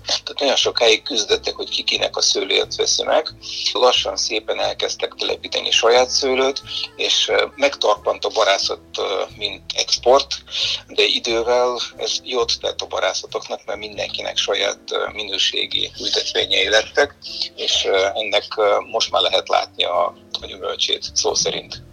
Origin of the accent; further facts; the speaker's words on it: Bulgaria; Hungarian is a second language; moved away as an adult; now in Hungary; fiatal voltam Bulgáriában